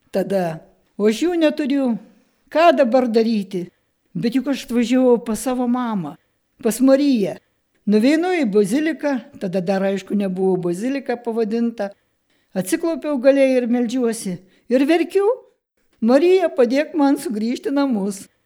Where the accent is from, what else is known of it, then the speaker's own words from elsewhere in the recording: Kelmė, Šiauliai County, Lithuania; Susirinko jaunimėlis mano tėviškiai pas tėvelius. Mama, prisimenu, išvirė vakarienę, pavalgėm visi ir 11 val. iškeliavom iš kelmės pėstute į Šiluvą.